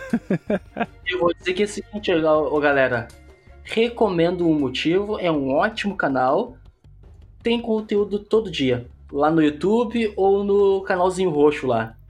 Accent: Porto Alegre, Rio Grande do Sul, Brazil; eu sou de Porto Alegre.

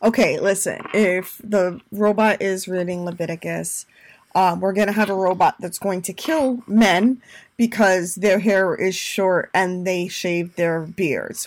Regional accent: Puerto Rico; moved away; also born or lived in New York, United States; I'm Hispanic, I'm a Latina, I'm from Puerto Rico, I'm a New Yorker

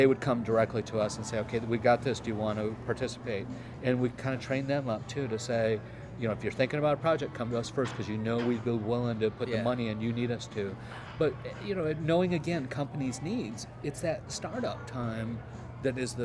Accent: Michigan, United States; also born or lived in Florida / South Carolina / Atlanta; now in Charlotte, United States; We grew up in the Midwest.

